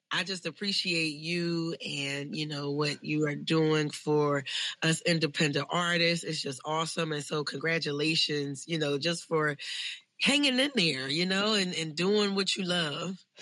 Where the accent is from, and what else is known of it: Philadelphia, Pennsylvania, United States; born or raised there